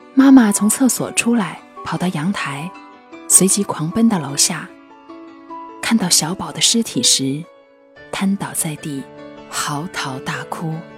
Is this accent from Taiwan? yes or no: no; China; 捉弄孩子是我们中国人一个有着悠久传统